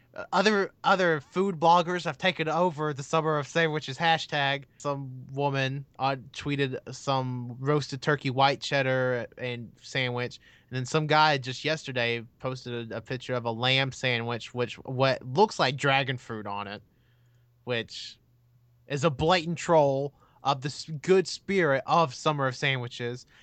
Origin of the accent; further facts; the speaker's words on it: United States; I'm American